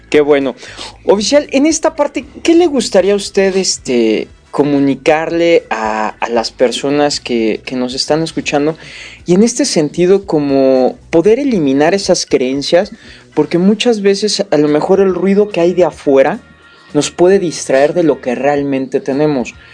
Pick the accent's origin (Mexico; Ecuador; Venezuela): Mexico; Bueno, como, mexicanos pues nos